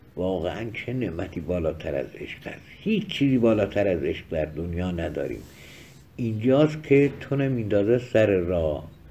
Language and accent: Persian; Kermanshah Province, Iran; accent: Kermanshahi local Persian; من بی فارسی کرمانشاهی و محلی حرف میزنم